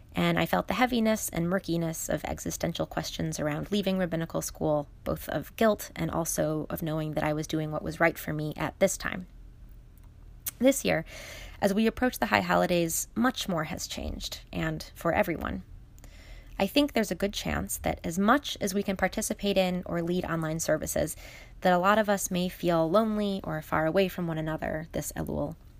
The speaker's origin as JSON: {"language": "English", "town": "Chicago", "region": "Illinois", "country": "United States", "tie": "born or raised there", "said": "my hometown in Chicago"}